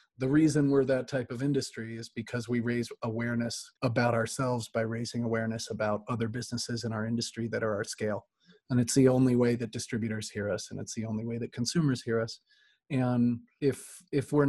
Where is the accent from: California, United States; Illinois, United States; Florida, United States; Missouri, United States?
Illinois, United States; Chicago; I grew up in Chicago and in the city, surrounded by artists and musicians